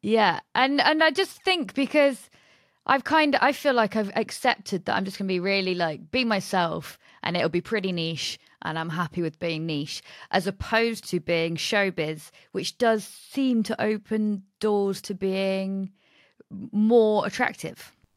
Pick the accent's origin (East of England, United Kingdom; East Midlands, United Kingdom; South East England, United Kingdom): East Midlands, United Kingdom; Nottingham; I'm from Nottingham